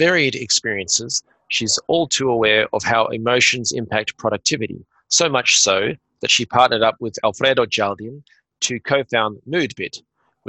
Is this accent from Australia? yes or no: yes; Australia; I'm Australian